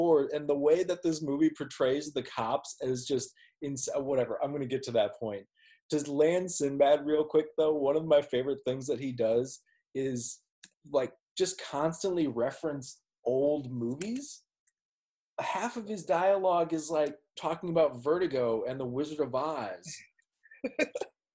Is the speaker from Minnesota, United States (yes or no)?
yes; Minneapolis, Minnesota, United States; I'm from Minneapolis.